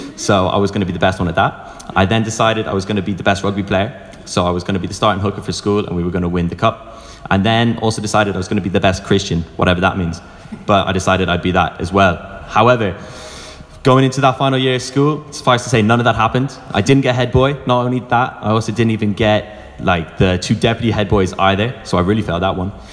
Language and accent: English; Wicklow, Leinster, Ireland; I'm from Wicklow